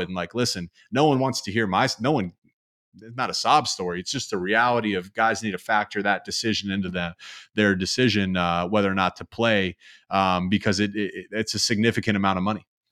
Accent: Columbus, Ohio, United States; I grew up in Columbus

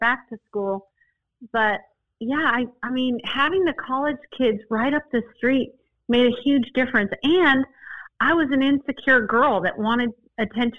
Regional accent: Boulder, Colorado, United States; now in Austin, United States; I grew up in Boulder, Colorado

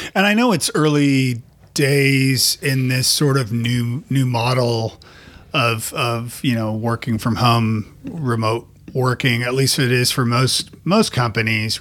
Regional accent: Toronto, Ontario, Canada; now in Nashville, United States; I'm from Toronto originally

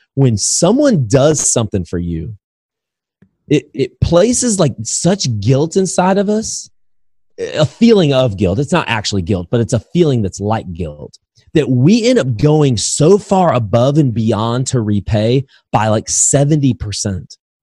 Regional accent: Indiana, United States; moved away; also born or lived in Alabama; I'm from Indiana, so basketball's in my blood originally

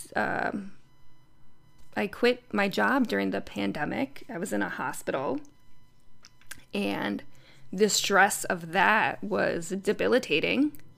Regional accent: Connecticut, United States; moved away as an adult; I travel back to Connecticut several times a year to, you know, stay in my sister's room with my family. I drive my sister's car in my around my hometown

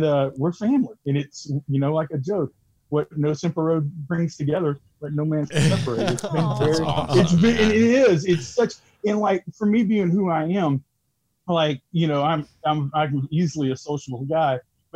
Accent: Texas, United States; now in Louisiana, United States; I grew up in Texas

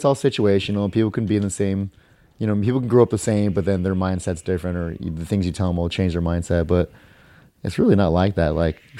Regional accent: Los Angeles, California, United States; also born or lived in Simi Valley; I grew up in Canoga Park.

